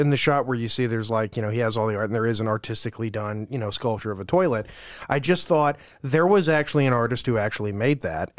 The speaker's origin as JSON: {"language": "English", "region": "California", "country": "United States", "tie": "born or raised there", "said": "She's from San Francisco. I was raised in the Bay Area."}